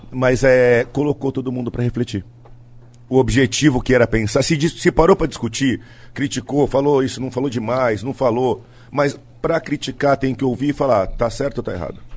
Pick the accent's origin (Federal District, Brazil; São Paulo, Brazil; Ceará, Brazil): São Paulo, Brazil; Santos; Tava na praia, em Santos. Eu sou santista, né? E final de semana eu costumo descer, fico na casa da minha mãe lá